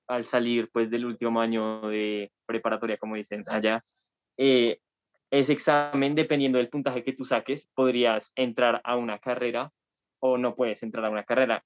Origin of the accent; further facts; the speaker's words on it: Colombia; yo pues soy de Colombia, ¿no? Y pues aquí en Colombia